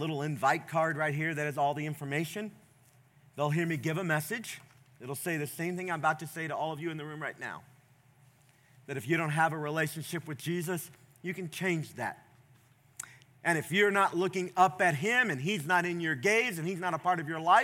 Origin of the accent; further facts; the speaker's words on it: the South, United States; I grew up in the South